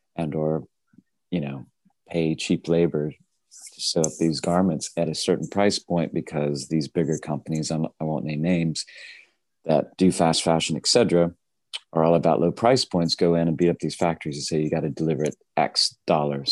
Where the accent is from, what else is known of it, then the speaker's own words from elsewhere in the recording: Tennessee, United States; I grew up in Tennessee, horse farm.